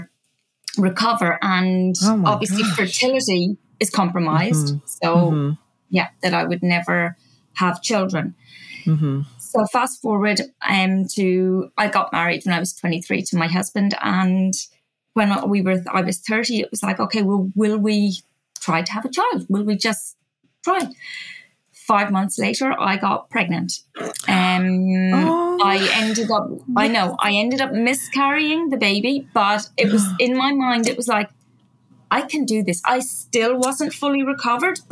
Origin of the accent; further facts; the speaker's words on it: Ireland; moved away as an adult; also born or lived in Australia; When I was 21, I ran away from Ireland. So I was originally from Ireland